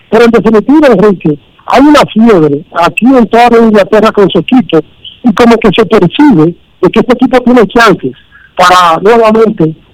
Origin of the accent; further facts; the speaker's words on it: Dominican Republic; Yo primero soy dominicano, ante todo